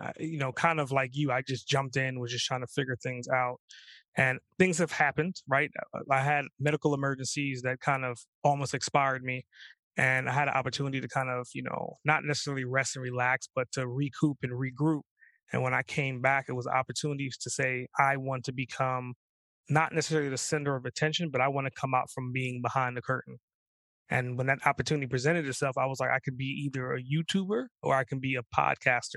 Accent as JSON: {"language": "English", "region": "New York", "country": "United States", "tie": "born or raised there", "also_born_or_lived": "Trinidad", "said": "I grew up in New York"}